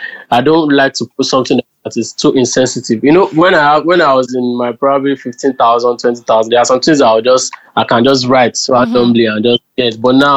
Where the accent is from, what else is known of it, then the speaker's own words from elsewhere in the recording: Ondo, Nigeria; moved away; I'm from Ondo State.